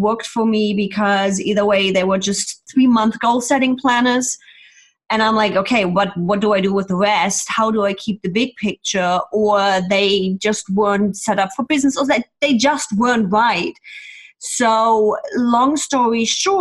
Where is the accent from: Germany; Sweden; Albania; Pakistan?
Germany; moved away as an adult; now in California, United States; originally born and raised in Germany, then immigrated to the States, and I'm now living in the sunny California